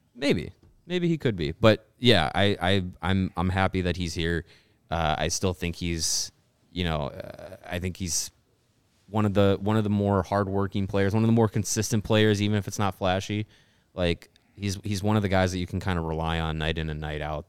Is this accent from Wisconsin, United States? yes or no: yes; Wisconsin, United States; born or raised there